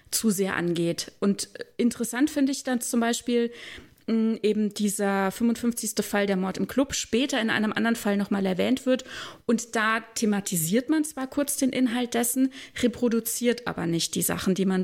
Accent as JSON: {"language": "German", "country": "Germany", "said": "dass ich mich falsch repräsentiert fühle als Deutsche."}